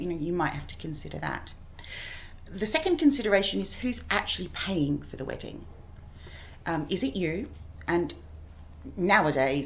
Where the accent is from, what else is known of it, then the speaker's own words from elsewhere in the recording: Australia; moved away as an adult; now in United Kingdom; I'm originally Australian. I've lived here for 23 years.